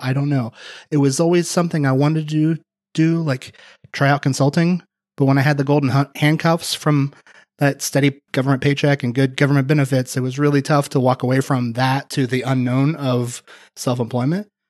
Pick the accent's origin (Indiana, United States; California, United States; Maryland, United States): Indiana, United States; moved away; my hometown in Indiana